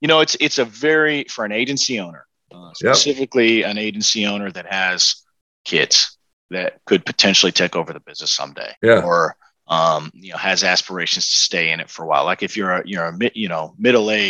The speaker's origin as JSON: {"language": "English", "town": "Kansas City", "country": "United States", "tie": "born or raised there", "said": "based in my hometown in Kansas City"}